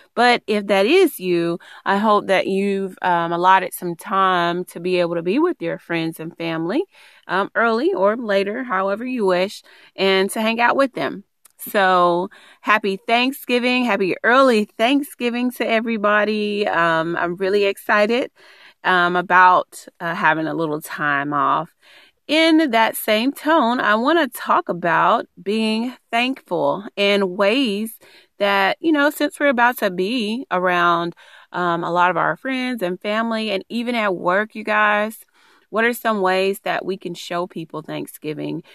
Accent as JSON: {"language": "English", "region": "East Texas", "country": "United States", "moved": "yes", "said": "I'm originally from East Texas"}